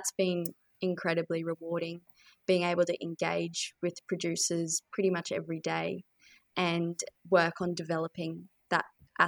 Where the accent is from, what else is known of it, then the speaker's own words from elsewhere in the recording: Brisbane, Queensland, Australia; also born or lived in Charters Towers; So I was born in North Queensland and spent a bit of time around Charters Towers. I moved to Brisbane when I was relatively young, but always went back.